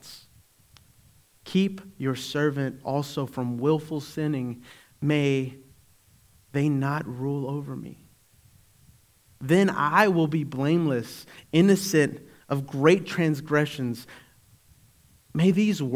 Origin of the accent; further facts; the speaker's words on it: Eastern North Carolina, United States; I worship God because I was raised in Eastern North Carolina.